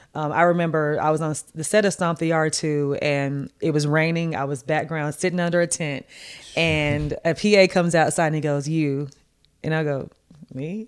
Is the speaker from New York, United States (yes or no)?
no; Martin, Tennessee, United States; moved away as an adult; also born or lived in Washington, D.C.; went to college in my hometown